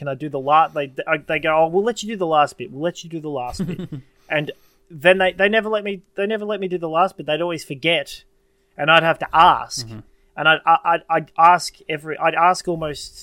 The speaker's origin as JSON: {"language": "English", "country": "Australia", "said": "I'm an Australian"}